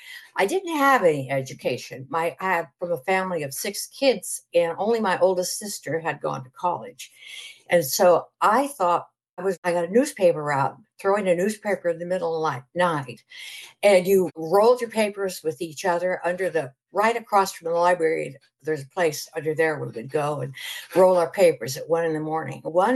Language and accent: English; San Francisco Bay Area, California, United States; moved away as an adult; now in Texas Hill Country, United States; I was born and raised in the San Francisco Bay Area. And my background, I'm a Croatian 100%. And my family, immigrant family, 100%. My grandparents, they all came from Croatia, different parts, but still. And that's where I was raised